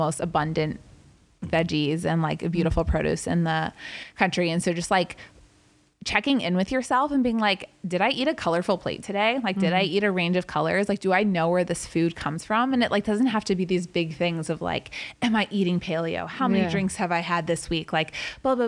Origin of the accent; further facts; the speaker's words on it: Atlanta, Georgia, United States; now in California, United States; the soul foods I grew up with in Atlanta